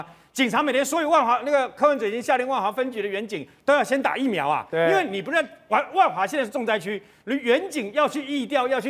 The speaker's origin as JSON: {"language": "Chinese", "country": "Taiwan", "said": "他们喜欢吃的东西跟我们台湾人不一样"}